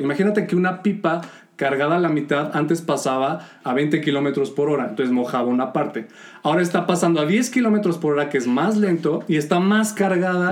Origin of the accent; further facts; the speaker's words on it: León, Guanajuato, Mexico; nosotros somos de León, Guanajuato